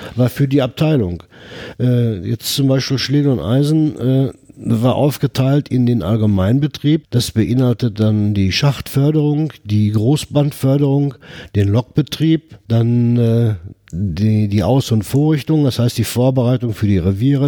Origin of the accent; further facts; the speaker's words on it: Herten, North Rhine-Westphalia, Germany; Ich bin äh, 1952 hier in Herten geboren